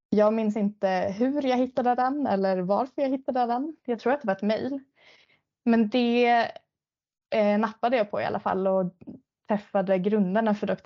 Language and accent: Swedish; Piteå, Norrbotten County, Sweden; now in Stockholm, Sweden; Det hela började egentligen med att jag flyttade från Pite ner till Stockholm för att plugga till läkare.